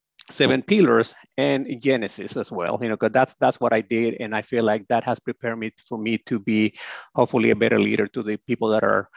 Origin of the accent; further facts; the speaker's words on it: Honduras; moved away; I came from Honduras